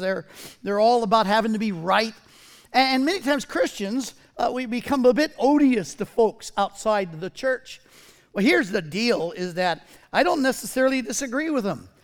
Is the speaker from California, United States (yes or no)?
yes; Southern California, United States; I was raised in Southern California in the seventies.